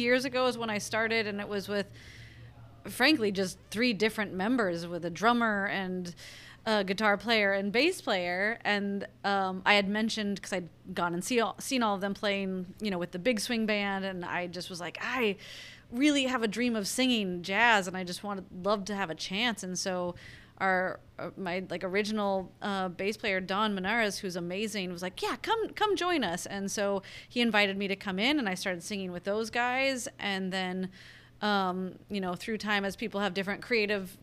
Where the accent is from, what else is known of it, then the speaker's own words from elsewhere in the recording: Longview, Washington, United States; moved away as an adult; also born or lived in Los Angeles; definitely from Longview